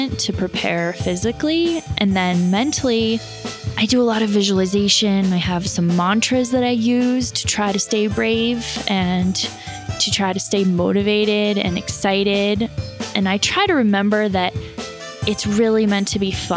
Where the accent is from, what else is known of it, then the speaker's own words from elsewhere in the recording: Colorado, United States; now in California, United States; I'm originally from Colorado. I live in California now.